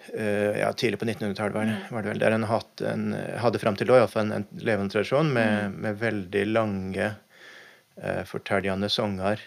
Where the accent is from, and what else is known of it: Norway